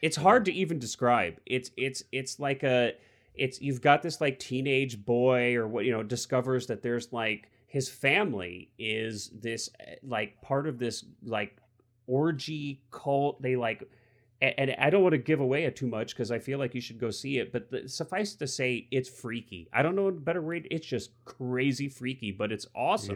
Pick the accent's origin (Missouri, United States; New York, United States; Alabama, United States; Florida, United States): Missouri, United States; now I'm from Missouri